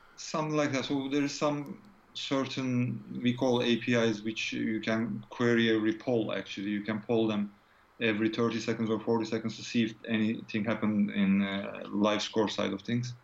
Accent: Turkey; moved away as an adult; now in United Kingdom; I'm from Turkey originally, but I'm living in UK uh, since 2001

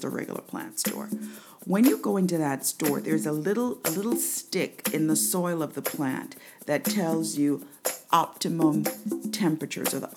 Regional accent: Jamaica; also born or lived in New York, United States; now in United States; I'm from Jamaica

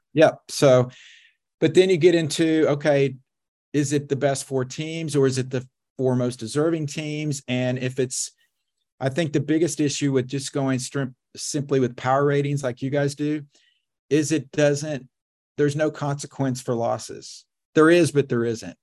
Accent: Oklahoma, United States; I grew up in Oklahoma, so I'm a steak and potatoes guy

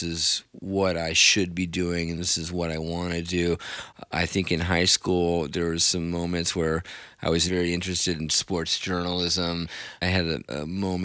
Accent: Southern Pines, North Carolina, United States; moved away as an adult; also born or lived in New York City; now in New York, United States; Then I moved down to Southern Pines, North Carolina when I was 8 years old

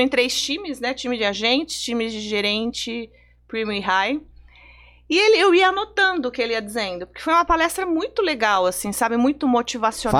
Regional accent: Sorocaba, São Paulo, Brazil; moved away as an adult; now in São Paulo, Brazil; a gente é de Sorocaba, né, do interior de São Paulo

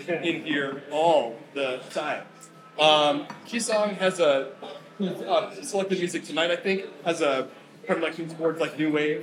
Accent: Chicago, Illinois, United States; also born or lived in New York; I grew up in Hyde Park

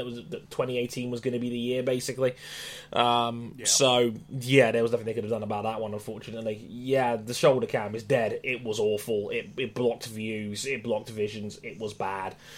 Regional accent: United Kingdom; being British

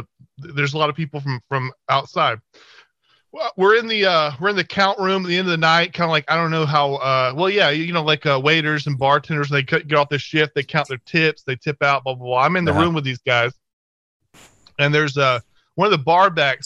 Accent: the South, United States

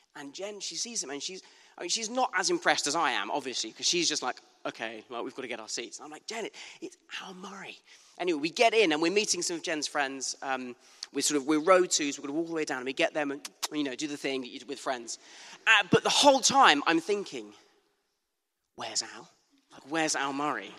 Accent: Bournemouth, South West England, United Kingdom; moved away; a very beautiful Bournemouth Beach in my hometown.

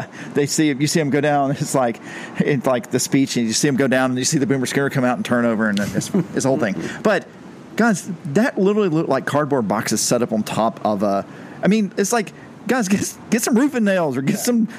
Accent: Patterson, Georgia, United States; my hometown, or actually my home county in Pierce County. I don't claim Blackshear. I claim Patterson.

